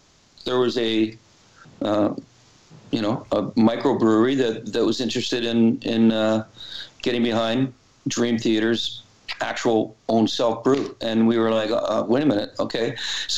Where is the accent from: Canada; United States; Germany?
Canada; I'm Canadian